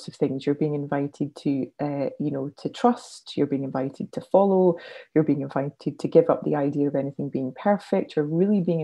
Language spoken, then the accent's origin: English; Scotland, United Kingdom; moved away; also born or lived in South of England; as a Scot